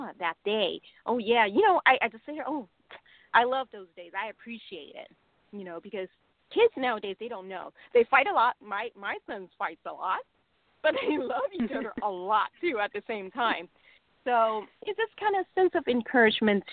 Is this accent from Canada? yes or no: no; Hong Kong; now in United States; I grew up in Hong Kong